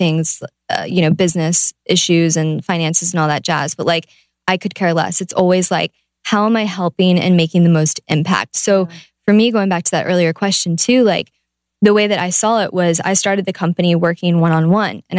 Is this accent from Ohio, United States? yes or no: yes; Ohio, United States; I'm from Ohio.